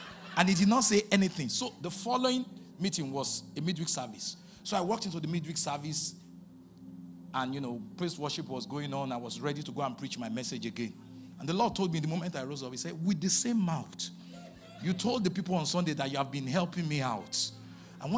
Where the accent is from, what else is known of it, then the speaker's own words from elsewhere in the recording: Ibadan, Oyo, Nigeria; moved away; I was born in Ibadan, raised in Ibadan, Ibadan bred